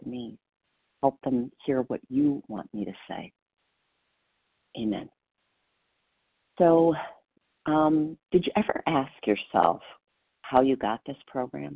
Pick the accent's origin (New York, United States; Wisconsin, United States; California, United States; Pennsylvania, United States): Wisconsin, United States; I am from Wisconsin and proud to be.